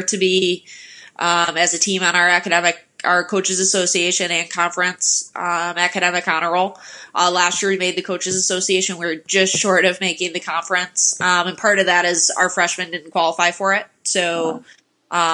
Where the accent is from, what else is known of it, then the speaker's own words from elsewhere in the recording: Detroit, Michigan, United States; moved away as an adult; also born or lived in West Virginia / Kalamazoo; now in Marquette, United States; I was from the Detroit area